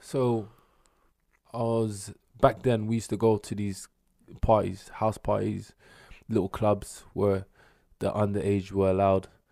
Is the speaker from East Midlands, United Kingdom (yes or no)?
no; London, United Kingdom; South East boy